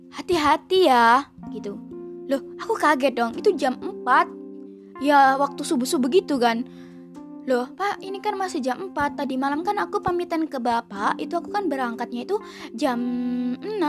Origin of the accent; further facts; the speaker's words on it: Java, Indonesia; campuran ya bahasa Jawa bahasa Indonesia karena emang aku asli Jawa gitu